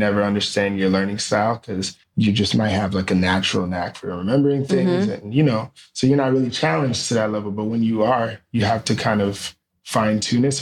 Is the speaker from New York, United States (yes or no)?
yes; Spring Valley, New York, United States; moved away as an adult; also born or lived in Brooklyn, New York / Albany, New York / Clinton, Oklahoma; I grew up in the suburbs of New York. Rockland County, 845, Spring Valley